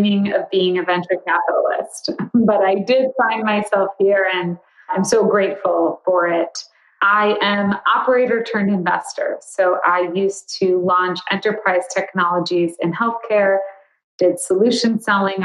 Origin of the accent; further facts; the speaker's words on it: Chicago, Illinois, United States; I live in Chicago. I grew up in Chicago